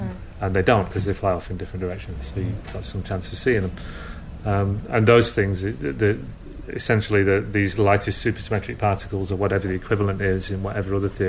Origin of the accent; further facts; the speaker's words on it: Lancashire, North West England, United Kingdom; I'm from Lancashire